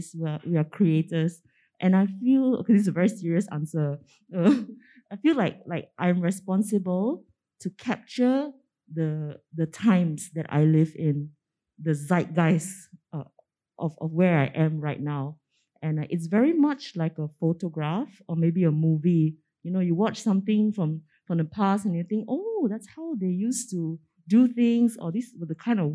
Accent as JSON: {"language": "English", "region": "Penang", "country": "Malaysia", "tie": "born or raised there", "said": "growing up in Penang"}